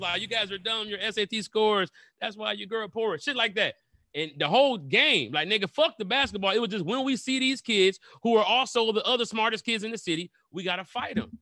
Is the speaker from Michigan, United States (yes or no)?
yes; Detroit, Michigan, United States; my ninth grade year, I went to Cass Tech in Detroit